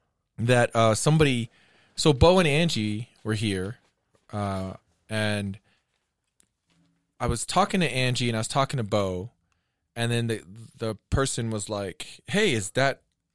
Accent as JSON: {"language": "English", "country": "Japan", "tie": "born or raised there", "said": "You know, when I was a kid and growing up in Japan, we had one channel that played, you know, English shows"}